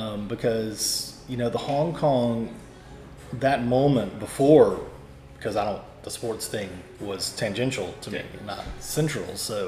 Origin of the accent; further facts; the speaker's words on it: Louisiana, United States; I grew up, oddly enough, I grew up in Louisiana, but I was a Lakers fan.